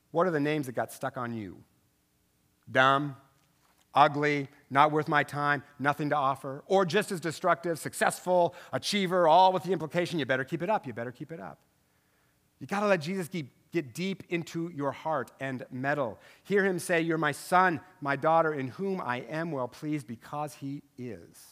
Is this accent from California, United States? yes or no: no; Tri-Cities, Washington, United States; moved away; I'm from over there, okay? I know, I'm from the Tri City